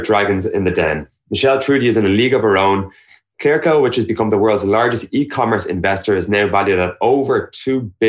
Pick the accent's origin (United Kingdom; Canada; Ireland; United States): Ireland; born or raised there